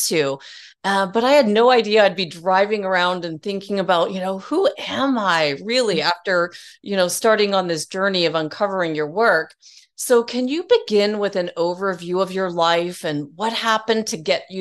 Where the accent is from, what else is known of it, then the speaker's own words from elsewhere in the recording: Worthing, South East England, United Kingdom; I was born in Worthing, Sussex